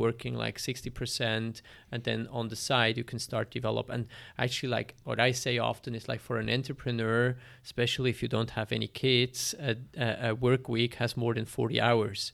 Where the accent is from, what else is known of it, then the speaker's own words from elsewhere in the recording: Belp, Bern, Switzerland; I was born in Switzerland, in Belp. Belp is a small town in the south of Bern